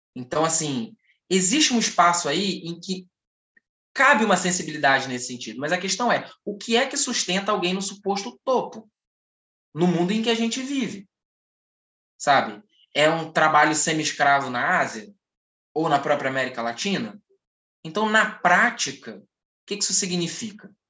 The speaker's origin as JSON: {"language": "Portuguese", "country": "Brazil", "said": "Nós, enquanto brasileiros"}